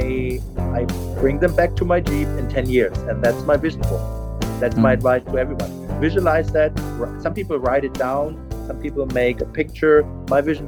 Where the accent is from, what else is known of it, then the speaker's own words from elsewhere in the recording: Germany; English is a second language; moved away as an adult; also born or lived in Hawaii; now in Charlotte, United States; I'm born and raised in Germany.